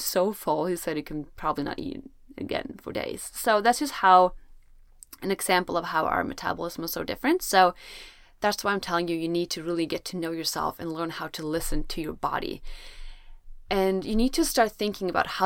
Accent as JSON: {"language": "English", "country": "Sweden", "said": "I'm from Sweden, where it's usually very cold"}